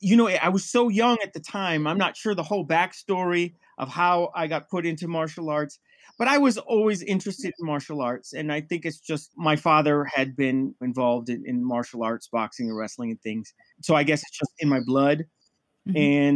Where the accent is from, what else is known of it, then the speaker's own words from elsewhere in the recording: Midwest, United States; also born or lived in Nigeria / Liberia; now in Quindío, Colombia; I'm originally from West Africa, Nigeria, Liberia, but I grew up in the Midwest in the United States, but I've moved around so much. So right now, my local is in Quindío, Colombia.